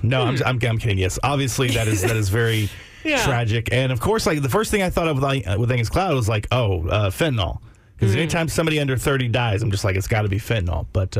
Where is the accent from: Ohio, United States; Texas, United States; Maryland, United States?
Texas, United States; Georgetown; now in Austin, United States; I was born in Georgetown.